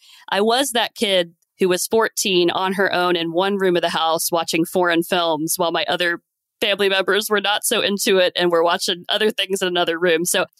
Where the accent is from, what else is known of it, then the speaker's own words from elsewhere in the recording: Cincinnati, Ohio, United States; moved away as an adult; now in Tokyo, Japan; Yeah, sure. So I actually love Cincinnati. I love going back there and visiting my family and having these great local foods, like you've mentioned.